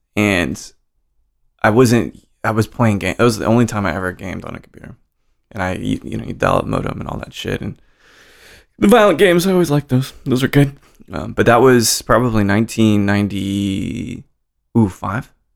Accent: Roswell, New Mexico, United States; moved away; also born or lived in Salt Lake City, Utah; I was born in Roswell, New Mexico

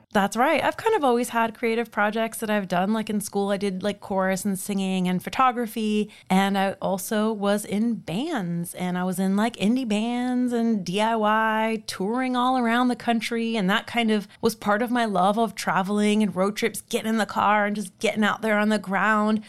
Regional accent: Miami, Florida, United States; moved away as an adult; also born or lived in Orlando, Florida; I was born and raised in Miami, Florida, and we now live in Orlando

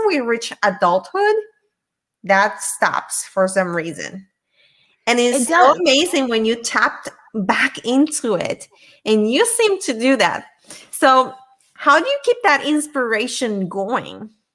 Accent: Puerto Rico; I'm from Puerto Rico

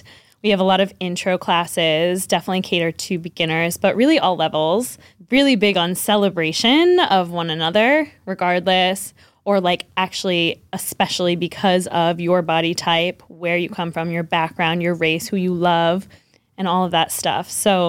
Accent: Newburyport, Massachusetts, United States; moved away as an adult; also born or lived in New York City / North Shore; now in Haverhill, United States; I was born and raised in Newburyport, Mass.

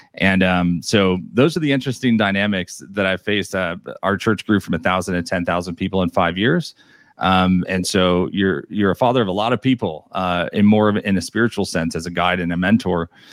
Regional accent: New York, United States; moved away; I'm originally from New York

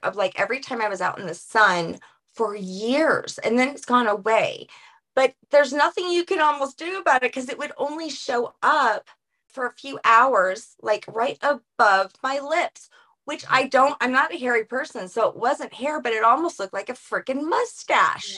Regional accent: New Orleans, Louisiana, United States; I'm from New Orleans, so my roots are like the women are the martyrs in the family

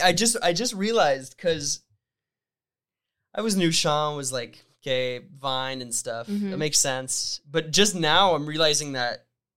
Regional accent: Ontario, Canada; But it reminded me a lot of where I grew up in Northern Ontario.

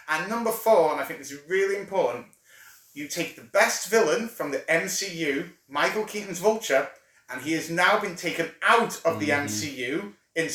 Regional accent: United Kingdom; We're British, mate. We're fucking British

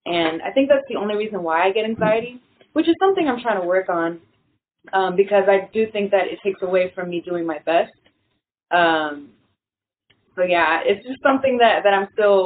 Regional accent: New York City, New York, United States; I'm a singer from New York. I was born in Brooklyn, raised in Washington Heights

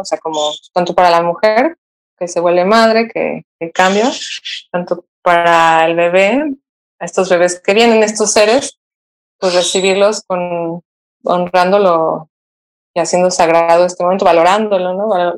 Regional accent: Mexico City, Mexico; moved away as an adult; yo soy originaria de la Ciudad de México y hace más de 12 años me vine a vivir aquí, a, la costa.

